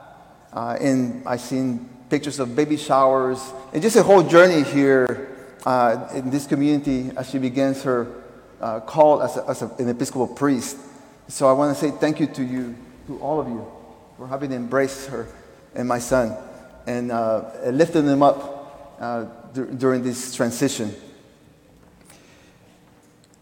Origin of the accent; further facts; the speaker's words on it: Peru; moved away; I was born in Peru